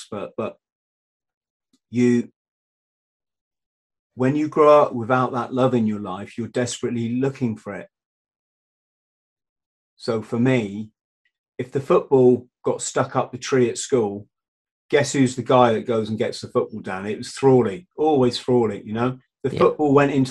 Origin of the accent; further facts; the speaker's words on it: Cornwall, South West England, United Kingdom; the village I grew up in Cornwall